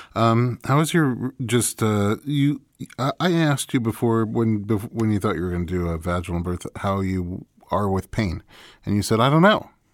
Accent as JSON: {"language": "English", "region": "New York", "country": "United States", "tie": "born or raised there", "moved": "as an adult", "lives_now": "California, United States", "said": "I'm from New York, where at least when I grew up there it was"}